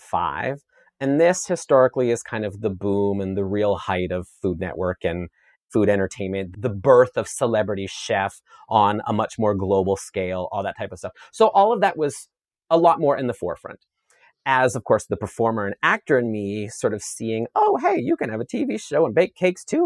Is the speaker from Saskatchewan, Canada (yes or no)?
yes; Saskatchewan, Canada; I grew up in Saskatchewan, Canada, on a grain farm